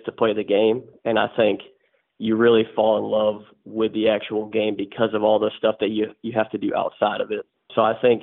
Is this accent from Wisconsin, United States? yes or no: yes; Wisconsin, United States; moved away as an adult; I'm from Wisconsin, obviously a very, very cold state compared to where I am right now. I grew up there